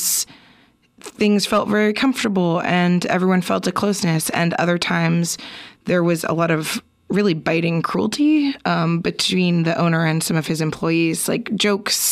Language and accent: English; East Bay, California, United States; now in Portland, United States; I'm from the East Bay myself.